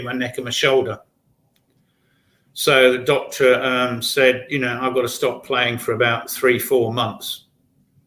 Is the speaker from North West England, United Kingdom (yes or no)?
no; Brighton, South East England, United Kingdom; based in my hometown, Brighton, in England.